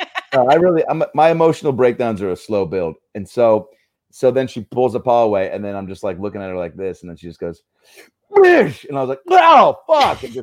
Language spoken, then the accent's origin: English; Mississippi, United States; I'm from Mississippi.